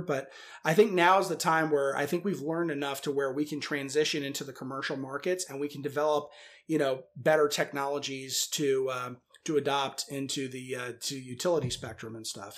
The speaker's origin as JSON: {"language": "English", "region": "Northern Virginia", "country": "United States", "said": "I'm from Northern Virginia originally"}